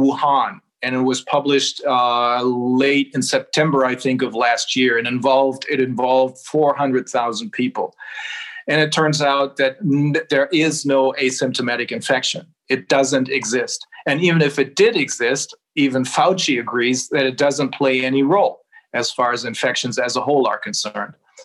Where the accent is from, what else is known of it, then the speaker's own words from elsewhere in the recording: Bremen, Germany; also born or lived in Göttingen / Los Angeles / Japan; This is my hometown, Bremen